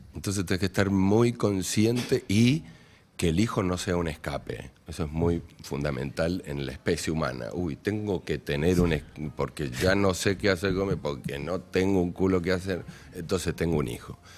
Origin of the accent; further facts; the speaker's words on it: Maipú, Mendoza, Argentina; yo soy, primero que soy de Maipú, de Mendoza, me crié en la tierra, en baldíos